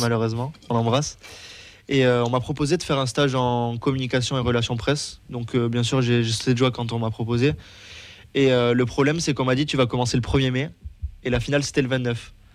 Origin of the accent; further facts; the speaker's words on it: Toulouse, Occitania, France; j'ai toujours habité à Toulouse